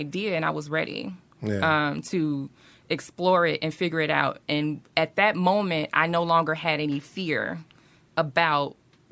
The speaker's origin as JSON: {"language": "English", "town": "Chicago", "region": "Illinois", "country": "United States", "tie": "born or raised there", "moved": "as an adult", "lives_now": "Atlanta, United States", "said": "I'm originally from Chicago, been here almost 2 years"}